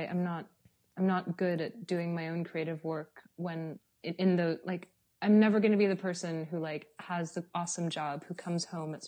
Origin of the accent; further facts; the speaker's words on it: Los Angeles, California, United States; moved away as an adult; now in Berlin, Germany; I was born in Los Angeles.